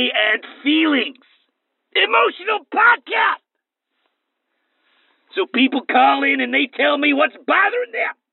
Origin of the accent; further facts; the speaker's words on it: United States; I'm American